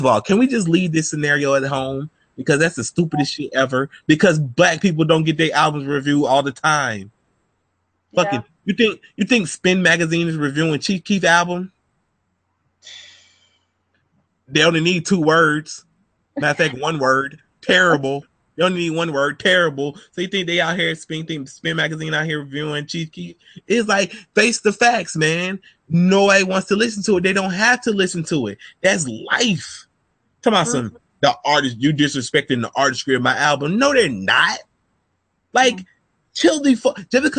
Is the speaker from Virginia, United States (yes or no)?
no; Philadelphia, Pennsylvania, United States; I'm from Philly. Will we bang them hammers?